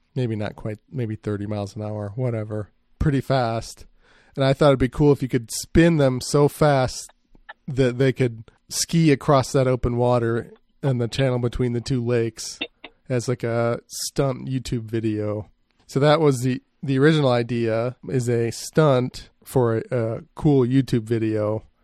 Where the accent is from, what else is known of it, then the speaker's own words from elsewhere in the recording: Grand Rapids, Michigan, United States; I grew up near Grand Rapids, which is west side of Michigan.